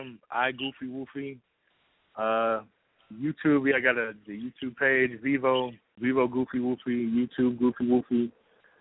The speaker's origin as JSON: {"language": "English", "town": "Cleveland", "region": "Ohio", "country": "United States", "said": "I'm from Cleveland"}